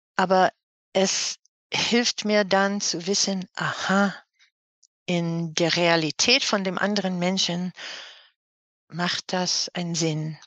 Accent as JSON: {"language": "German", "region": "New York", "country": "United States", "tie": "born or raised there", "second_language": "German", "moved": "as an adult", "lives_now": "Cologne, Germany", "said": "Also ich bin gebürtige New Yorkerin, mhm. äh, wohne seit einer Ewigkeit in Köln, das ist meine Wahlheimat"}